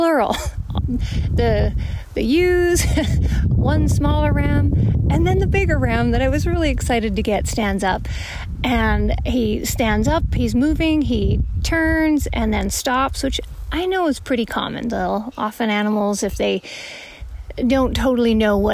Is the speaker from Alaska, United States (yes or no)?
yes; Alaska, United States; my home state of Alaska